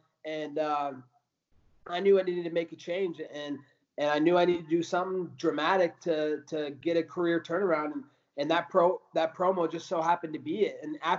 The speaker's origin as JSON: {"language": "English", "region": "Oregon", "country": "United States", "tie": "born or raised there", "said": "a bunch of people from my hometown in Oregon, because our area code is 541."}